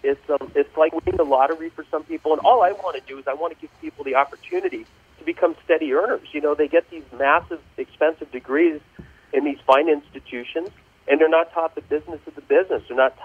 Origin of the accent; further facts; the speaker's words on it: Los Angeles, California, United States; Born and raised in Los Angeles, California.